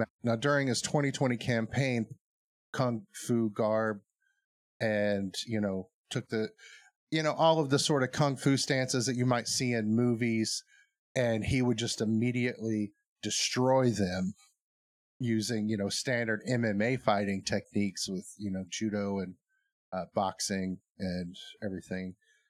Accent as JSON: {"language": "English", "country": "United States", "said": "as an American citizen who doesn't travel, I've never left the country. I'd like to, but... I'm just like a middle class person in America living a middle class life."}